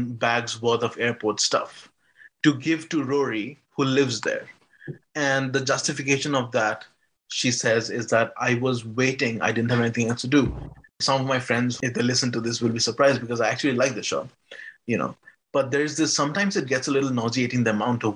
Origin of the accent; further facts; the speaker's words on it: India; I grew up in India